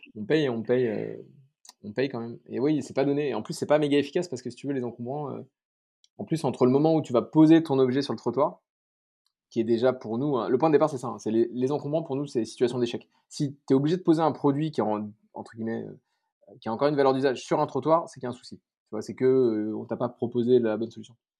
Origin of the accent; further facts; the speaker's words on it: Paris, Île-de-France, France; moved away as an adult; now in Bordeaux, France; je suis parisien, donc euh, maintenant je vais à Bordeaux